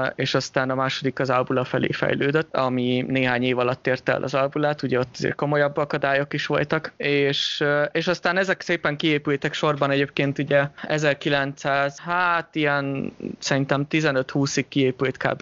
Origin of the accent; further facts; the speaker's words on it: Hungary; now in Switzerland; mint magyar állampolgár